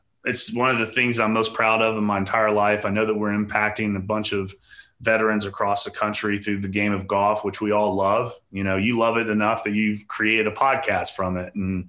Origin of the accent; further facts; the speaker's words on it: Sumter, South Carolina, United States; I grew up in Sumter, South Carolina, Shaw Air Force Base.